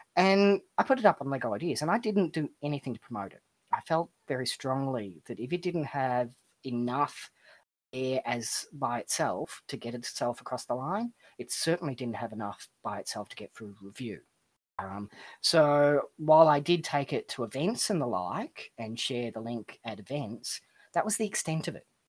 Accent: Melbourne, Victoria, Australia; I'm from Melbourne, Australia.

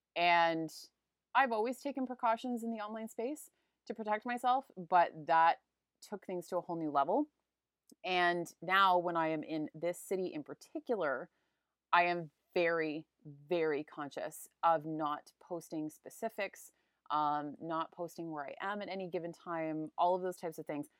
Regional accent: Hamilton, Ontario, Canada; moved away as an adult; also born or lived in Bali; I am from Hamilton, Ontario originally

